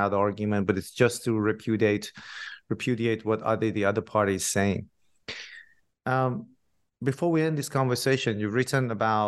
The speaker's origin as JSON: {"language": "English", "country": "Iran", "moved": "yes", "said": "I'm originally from Iran myself"}